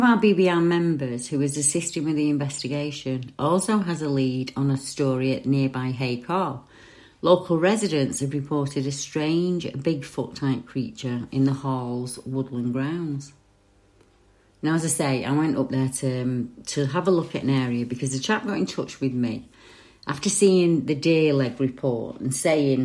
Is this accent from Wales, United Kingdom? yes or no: no; Salford, North West England, United Kingdom; Where I grew up in Salford